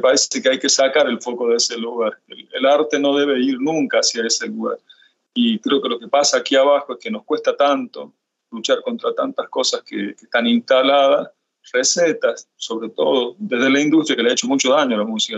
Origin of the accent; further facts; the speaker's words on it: La Rioja, Argentina; la capital donde yo nací